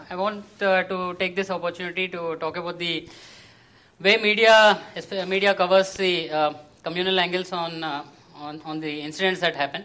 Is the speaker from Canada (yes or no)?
no; Hyderabad, Telangana, India; I am from Hyderabad